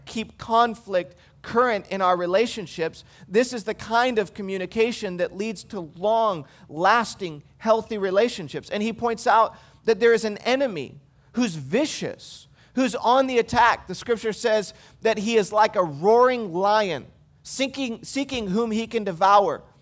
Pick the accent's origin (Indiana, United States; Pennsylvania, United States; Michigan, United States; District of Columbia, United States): Michigan, United States; moved away; I grew up in Michigan